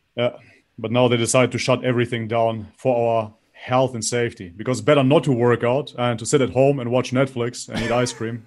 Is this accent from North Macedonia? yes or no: yes; North Macedonia; I was baptized in Macedonia, Orthodox from birth, basically